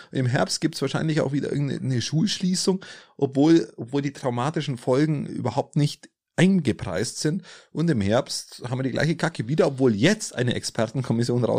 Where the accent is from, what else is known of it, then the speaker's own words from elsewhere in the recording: Steingaden, Bavaria, Germany; bei meiner äh, in meinem Heimat, Heimatort Steingarten